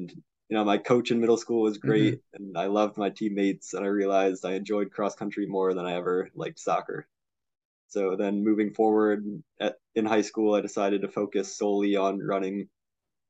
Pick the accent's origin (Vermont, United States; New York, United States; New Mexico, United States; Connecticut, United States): Connecticut, United States; Middletown; I'm from Middletown, Connecticut. Went to Middletown High School